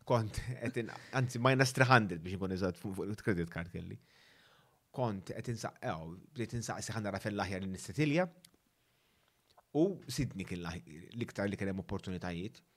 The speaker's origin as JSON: {"language": "Maltese", "country": "Malta"}